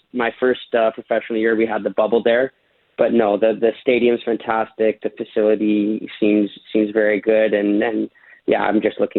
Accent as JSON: {"language": "English", "country": "Canada", "said": "Yeah, honestly, I've never been so engaged in watching football matches than I was when I was watching Canada, and I felt very proud to be watching t"}